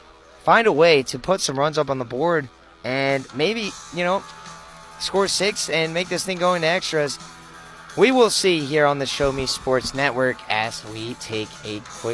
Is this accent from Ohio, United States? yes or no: no; Texas, United States; now in Missouri, United States; But I'm from Texas, so I'm used to it.